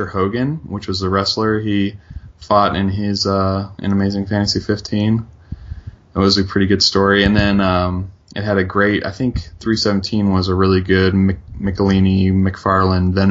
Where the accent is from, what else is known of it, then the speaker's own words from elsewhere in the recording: Charleston, West Virginia, United States; where I grew up in Charleston, West Virginia